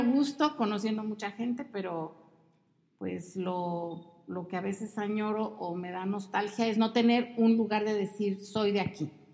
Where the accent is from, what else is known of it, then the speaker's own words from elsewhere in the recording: Mexico City, Mexico; moved away as an adult; also born or lived in Veracruz / Monterrey; Y nos fuimos a vivir a la Ciudad de México, ahí crecí